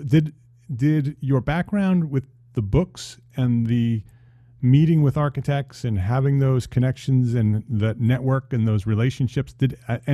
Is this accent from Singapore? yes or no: no; New Jersey, United States; also born or lived in Westchester, New York; I was born in New Jersey, so I'm a Jersey guy